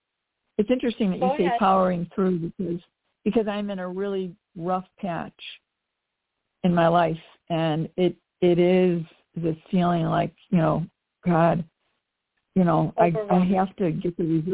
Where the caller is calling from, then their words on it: Chicago, Illinois, United States; … from the Chicago area.